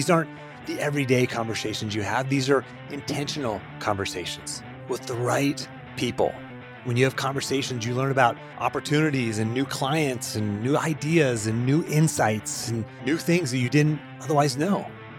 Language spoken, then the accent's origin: English; Pennsylvania, United States; I grew up in Western Pennsylvania, about a half an hour outside of Pittsburgh. Rural country boy, grew up on 10 acres, riding four-wheelers and hunting and fishing and doing country boy stuff